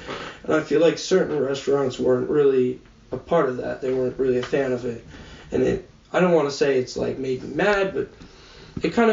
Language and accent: English; New Jersey, United States